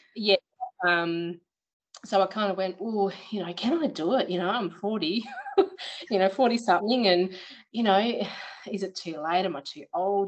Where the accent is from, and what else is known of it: Perth, Western Australia, Australia; born or raised there; moved away as an adult; now in Beverley, Australia